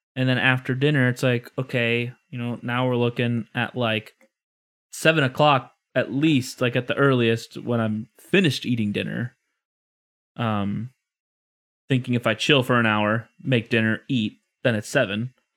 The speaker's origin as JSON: {"language": "English", "region": "Illinois", "country": "United States", "said": "I'm from Illinois"}